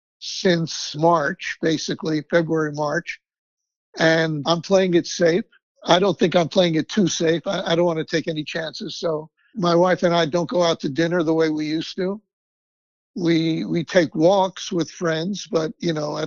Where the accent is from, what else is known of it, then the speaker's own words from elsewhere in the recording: New York City, New York, United States; also born or lived in Florida; now in North Carolina, United States; I grew up in the South Bronx